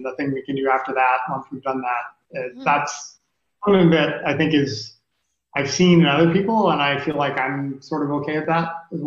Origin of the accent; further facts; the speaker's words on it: Hawaii, United States; I was born in Hawaii